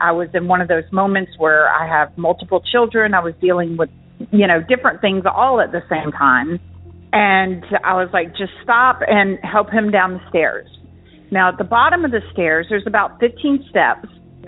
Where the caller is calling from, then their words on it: Charleston, South Carolina, United States; I'm calling from Charleston, South Carolina.